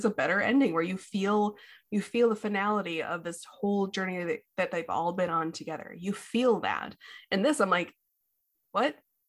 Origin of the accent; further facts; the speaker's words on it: Midwest, United States; we're from the Midwest